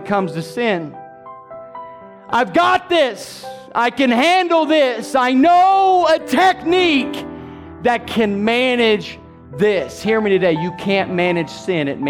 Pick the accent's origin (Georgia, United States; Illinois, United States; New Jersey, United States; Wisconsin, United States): Illinois, United States; Southern; Growing up in Southern Illinois